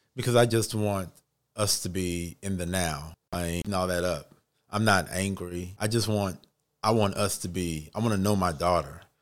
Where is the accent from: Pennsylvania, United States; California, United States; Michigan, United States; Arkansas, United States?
Arkansas, United States; Little Rock; now in Atlanta, United States; I'm originally from Little Rock, Arkansas.